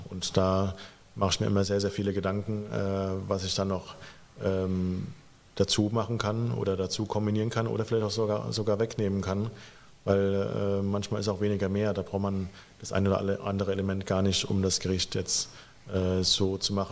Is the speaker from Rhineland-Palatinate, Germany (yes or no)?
yes; Rot bei Stromberg, Rhineland-Palatinate, Germany; moved away; genau, ich bin auch in Rot bei Stromberg aufgewachsen, im Hunsrück und äh, das gehört ja dann auch natürlich zu, äh, zu Rheinland-Pfalz.